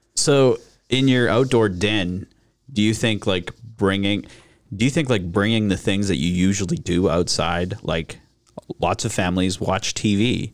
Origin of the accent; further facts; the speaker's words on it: Regina, Saskatchewan, Canada; I grew up in Regina